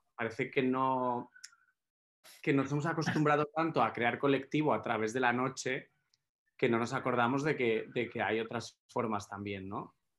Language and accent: Spanish; Málaga, Andalusia, Spain; yo crecí en Málaga